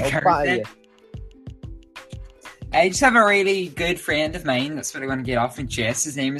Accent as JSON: {"language": "English", "area": "Donegal", "region": "Ulster", "country": "Ireland", "said": "I'm from Donegal"}